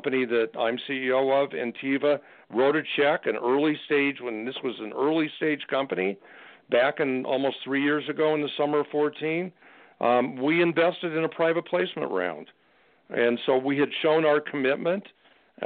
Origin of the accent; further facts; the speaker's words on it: Denver, Colorado, United States; I live in Denver. I grew up in Denver, Colorado